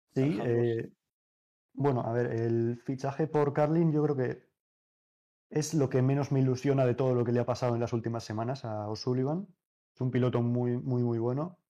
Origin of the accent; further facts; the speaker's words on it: Navarre, Spain; Obviamente yo soy navarro